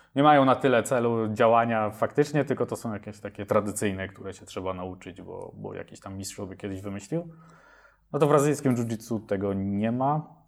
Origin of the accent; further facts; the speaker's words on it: Mielec, Subcarpathian Voivodeship, Poland; now in Kraków, Poland; ja pochodzę z, e, z Podkarpacia, z mniejszego miasta Mielec, później po przeprowadzce do Krakowa